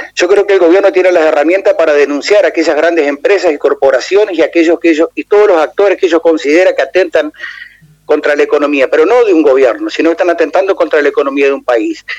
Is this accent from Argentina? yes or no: yes; Entre Ríos, Argentina; nos toca transitar y vivir como entrerrianos